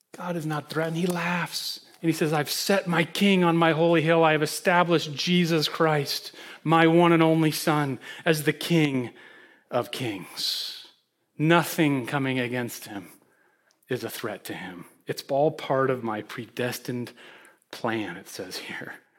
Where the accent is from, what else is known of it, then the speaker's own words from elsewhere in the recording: Holland, Michigan, United States; now in Greenwich, United States; I withdrew to my hometown, Holland, Michigan